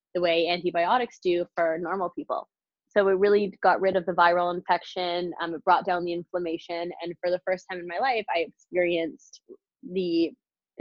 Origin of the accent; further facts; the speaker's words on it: Canada; also born or lived in British Columbia; being Canadian. I went to college in British Columbia.